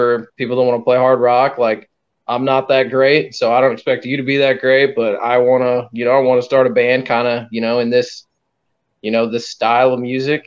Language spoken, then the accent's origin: English; Perry, Missouri, United States; my hometown is Perry, Missouri